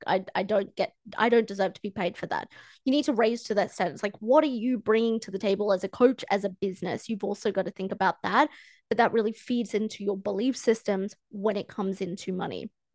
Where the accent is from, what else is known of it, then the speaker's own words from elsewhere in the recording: Australia; I'm from Australia